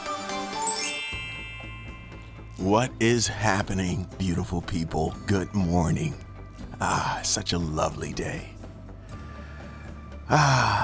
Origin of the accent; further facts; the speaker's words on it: Shreveport, Louisiana, United States; my hometown in Shreveport